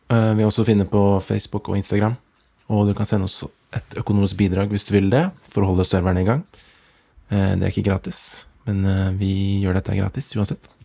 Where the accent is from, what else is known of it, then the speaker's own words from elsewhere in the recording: Oslo, Norway; ja, jeg er fra Oslo.